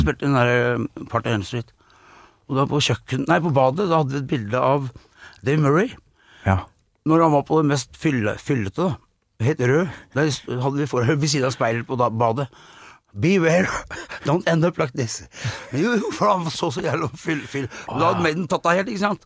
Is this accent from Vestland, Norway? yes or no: no; Skedsmokorset, Akershus, Norway; var det hjemme på Åsnagen, jeg bodde der, i Skedsmokorset